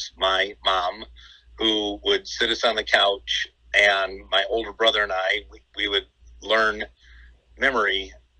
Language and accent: English; Detroit, Michigan, United States; I grew up in the Detroit area